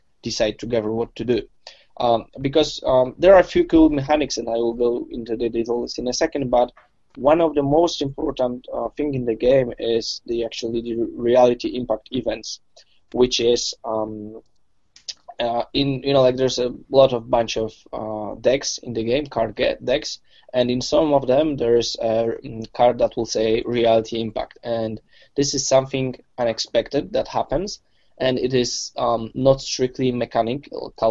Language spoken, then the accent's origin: English; Poland; I'm from Poland